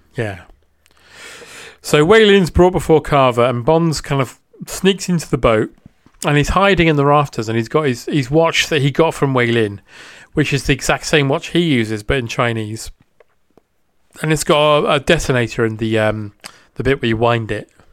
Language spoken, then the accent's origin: English; United Kingdom; as a British person